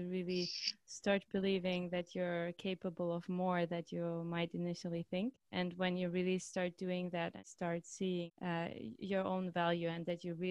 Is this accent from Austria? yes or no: yes; Austria; moved away as an adult; now in Amsterdam, Netherlands; I'm actually from Austria, so I didn't really speak Dutch at this point.